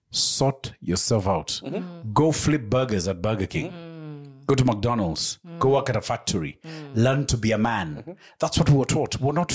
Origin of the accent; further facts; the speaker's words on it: Kenya; also born or lived in United Kingdom; the minute you tell them, I'm from Kenya, Africa.